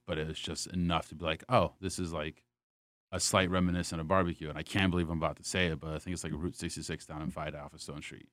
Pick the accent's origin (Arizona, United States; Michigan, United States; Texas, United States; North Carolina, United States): North Carolina, United States; Wilmington; moved away as an adult; also born or lived in Raleigh, North Carolina; now in New York, United States; originally born and raised in Wilmington, North Carolina.